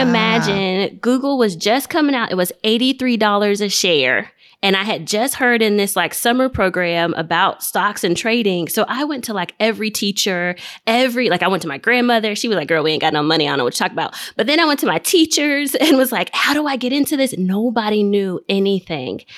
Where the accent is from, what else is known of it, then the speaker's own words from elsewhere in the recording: Nigeria; I'm Nigerian.